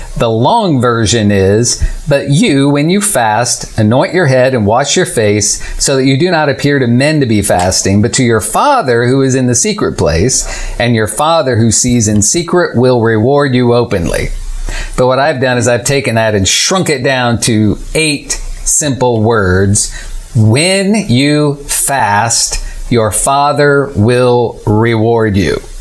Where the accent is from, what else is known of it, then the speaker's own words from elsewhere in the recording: Illinois, United States; moved away as an adult; now in Tallahassee, United States; I moved from Illinois with my family, where I'd lived my whole life, moved to Tallahassee